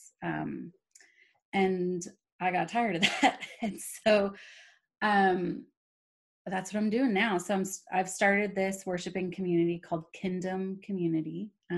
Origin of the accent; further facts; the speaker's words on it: California, United States; moved away as an adult; also born or lived in Oklahoma City, Oklahoma / Walla Walla, Washington; now in Texas, United States; I grew up in California, grew up on the peninsula with you and all that entails